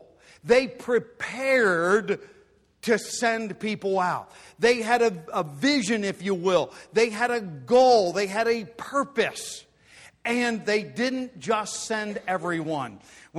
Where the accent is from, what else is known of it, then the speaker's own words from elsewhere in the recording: Pennsylvania Dutch country, United States; growing up in Pennsylvania, Dutch country.